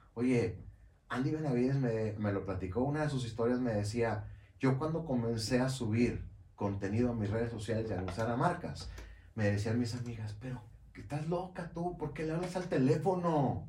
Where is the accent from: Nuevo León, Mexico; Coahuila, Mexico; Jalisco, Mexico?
Nuevo León, Mexico; Monterrey; haría una taquiza de carne asada, este, como buen regio